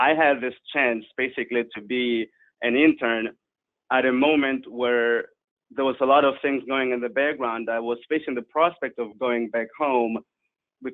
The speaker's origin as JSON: {"language": "English", "country": "Angola", "tie": "born or raised there", "also_born_or_lived": "South Africa", "moved": "yes", "lives_now": "Netherlands", "said": "I was born in Angola during the Civil War, and right at the end of it, I moved to South Africa"}